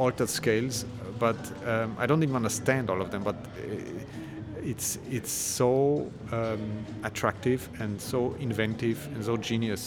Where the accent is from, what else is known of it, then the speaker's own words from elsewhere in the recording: Vienna, Austria; also born or lived in United States; I'm from Vienna and I studied in the States